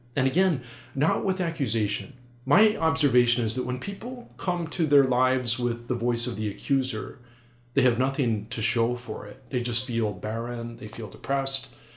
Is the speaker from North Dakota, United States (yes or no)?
yes; North Dakota, United States; moved away as an adult; also born or lived in Milwaukee; I'm from North Dakota